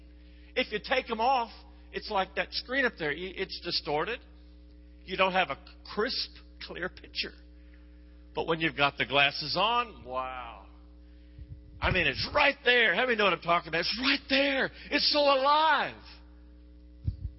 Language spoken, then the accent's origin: English; Texas, United States; I'm from Texas